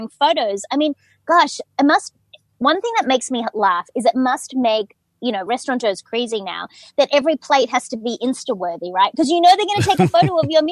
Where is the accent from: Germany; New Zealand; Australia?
Australia; accent: Australian; moved away as an adult; now in United States; as an Australian, I grew up working hard but playing hard